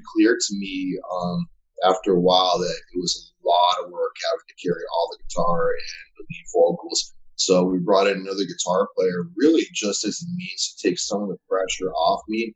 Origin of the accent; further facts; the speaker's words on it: Florida, United States; moved away as an adult; now in Arizona, United States; I'm from Florida, born and raised. I moved to Arizona